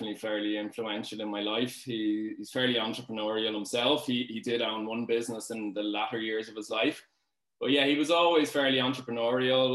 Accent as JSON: {"language": "English", "town": "Dublin", "region": "Leinster", "country": "Ireland", "tie": "born or raised there", "said": "I'm from Dean's Grange area, Dublin."}